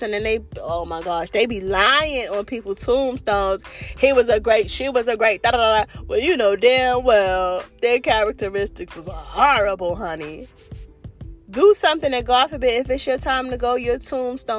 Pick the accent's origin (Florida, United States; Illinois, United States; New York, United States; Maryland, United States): New York, United States; New York City; I'm from New York City, and we're not very friendly people